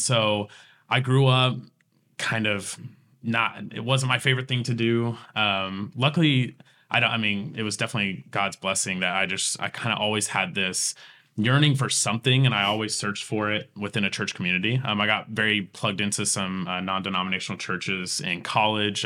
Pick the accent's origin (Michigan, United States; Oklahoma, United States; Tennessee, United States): Oklahoma, United States; Tulsa; I grew up here in Tulsa and, and, and West Tulsa and Berry Hill